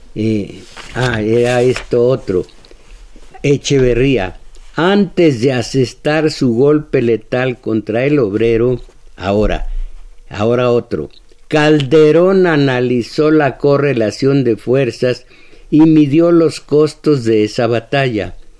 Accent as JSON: {"language": "Spanish", "country": "Mexico"}